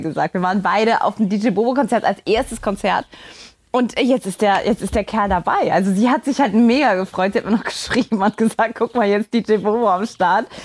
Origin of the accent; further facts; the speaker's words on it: Saarland, Germany; in meinem Heimatland, in meinem Heimatbundesland, äh, dem Saarland